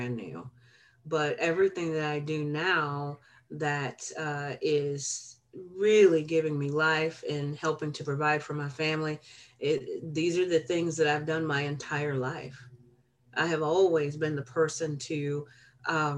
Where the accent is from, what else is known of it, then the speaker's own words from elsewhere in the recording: Alabama, United States; moved away; also born or lived in Chicago, Illinois / Peoria; I was born in Chicago, but I was raised in Alabama.